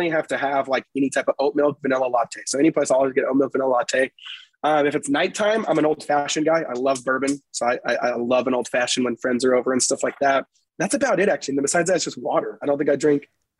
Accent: Seattle, Washington, United States; Seattle, Washington, which is not a very spicy place

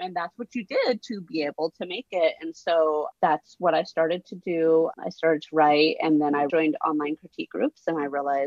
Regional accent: Oregon, United States; moved away as an adult; also born or lived in Southern California; we moved from Oregon to California. And so I went from small town where I grew up and knew everyone

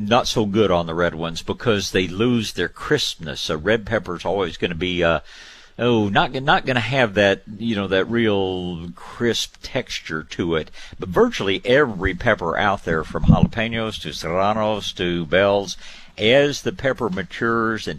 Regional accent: Tyler, Texas, United States; I was born in Tyler, and they call that the rose capital of Texas

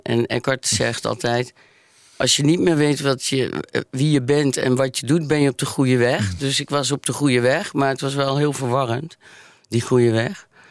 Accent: Maastricht, Limburg, Netherlands; in ons katholieke Limburg. En ik kom uit Maastricht

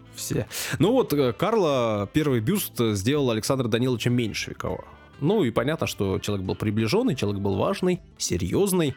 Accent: Saint Petersburg, Russia; я не иностранец, я родился в Санкт-Петербурге, на Васильском острове

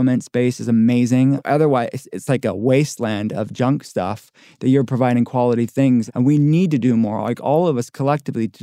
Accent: Pittsburgh, Pennsylvania, United States; I'm from Pittsburgh. I'm from a working-class town

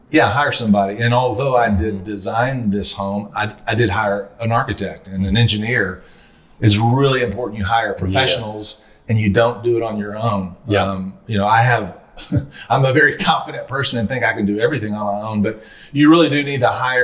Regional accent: Little Rock, Arkansas, United States; when I was growing up in Little Rock

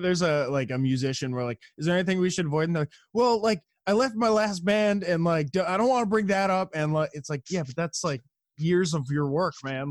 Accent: New York, United States; now in San Jose, United States; I'm from New York originally.

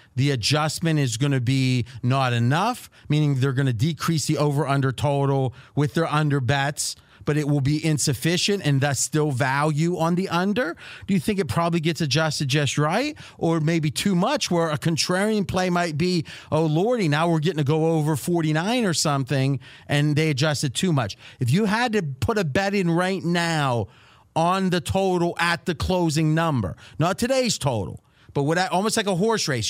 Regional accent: Dayton, Ohio, United States; now in Las Vegas, United States; Growing up in Dayton

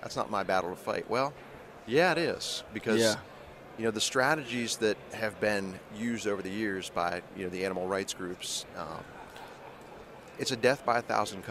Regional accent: Northeast Ohio, United States; Grew up in Northeast Ohio.

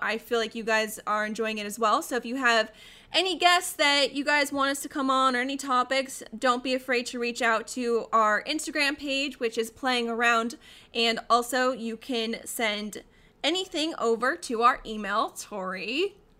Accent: Colorado, United States; now in Arizona, United States; I, I grew up in Colorado

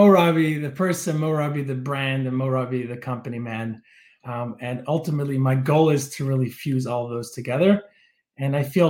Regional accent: Toronto, Ontario, Canada; And I grew up in Toronto. I have a dad that's British. My mom's American Israeli. I went to school in Detroit, in Israel, in New Jersey.

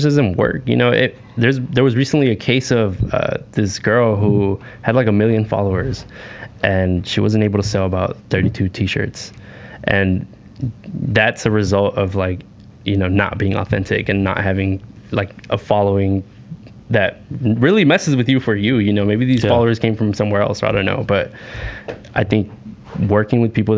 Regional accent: Los Angeles, California, United States; I'm from Southeast LA, so Huntington Park, Maywood, Bell

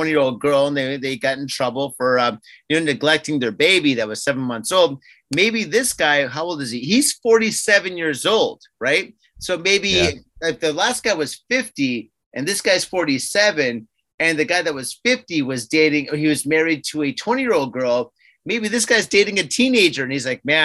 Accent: United States; now in Japan; I'm American

